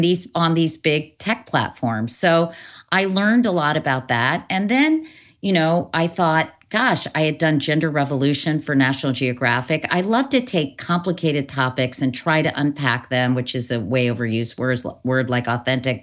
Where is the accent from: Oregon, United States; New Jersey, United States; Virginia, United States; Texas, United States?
Virginia, United States; Northern; growing up in Northern Virginia, you know, I lived near Lehigh Highway